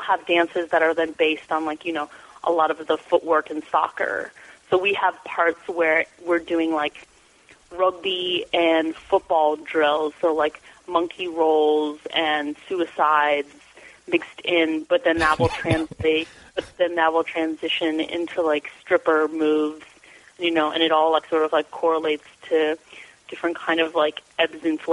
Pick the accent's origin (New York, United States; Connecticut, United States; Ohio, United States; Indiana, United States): Ohio, United States; Columbus; moved away; I'm from Columbus, Ohio